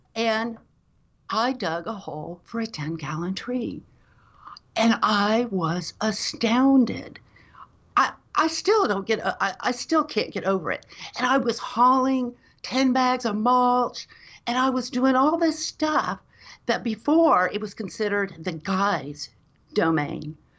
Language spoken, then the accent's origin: English; Dallas, Texas, United States; now in Austin, United States; I grew up in Dallas, Texas, in North Dallas